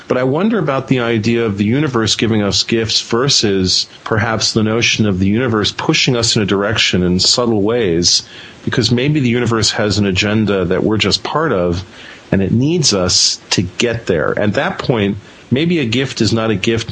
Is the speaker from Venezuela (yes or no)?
yes; Venezuela; moved away; I grew up in South America, in Venezuela